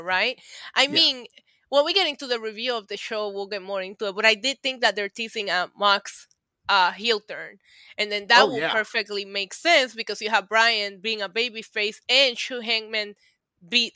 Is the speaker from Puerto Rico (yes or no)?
yes; Puerto Rico; I'm Puerto Rican